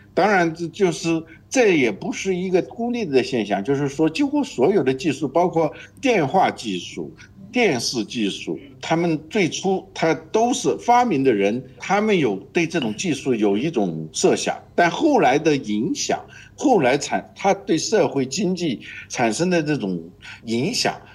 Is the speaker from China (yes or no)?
yes; China; 我们中国人